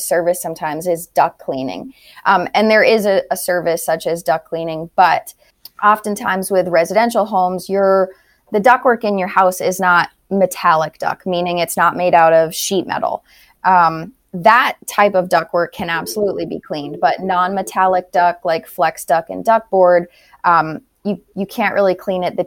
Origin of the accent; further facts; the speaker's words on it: New Hampshire, United States; moved away as an adult; now in Naples, United States; We're originally from New Hampshire, New England area